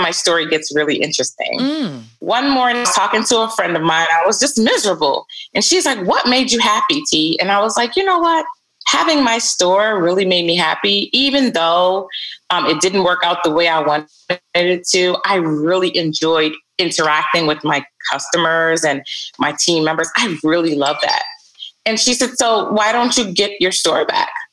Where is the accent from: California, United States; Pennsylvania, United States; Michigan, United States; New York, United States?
New York, United States; New York City; also born or lived in Barbados; they brought me over when I was about seven years old. And I moved to Brooklyn.